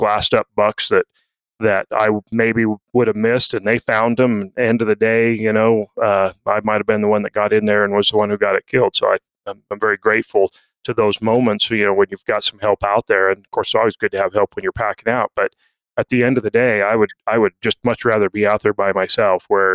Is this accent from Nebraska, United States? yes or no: no; Utah, United States; I grew up here in Utah bow hunting